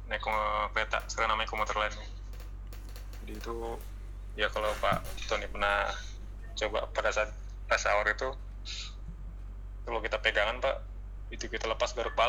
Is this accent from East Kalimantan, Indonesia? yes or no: no; West Sumatra, Indonesia; ditambah saya eh, dari Minang Pak jadi kan terkenal Minang tuh